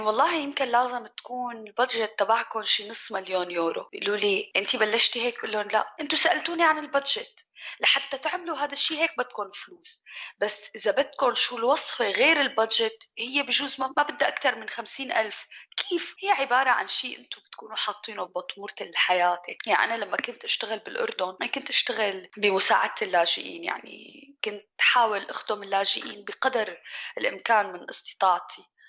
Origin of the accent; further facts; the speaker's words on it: Syria; moved away as an adult; also born or lived in Jordan; now in Germany; أنا صبية سورية